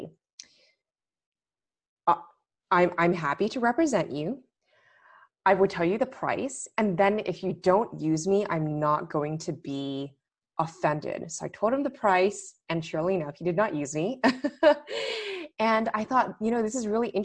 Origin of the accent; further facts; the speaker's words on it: Los Angeles, California, United States; moved away as an adult; also born or lived in London / Washington, D.C.; LA, which is where I'm originally from